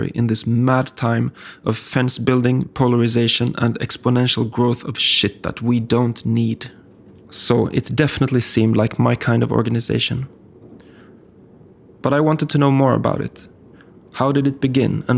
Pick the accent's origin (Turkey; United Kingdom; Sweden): Sweden; my home country of Sweden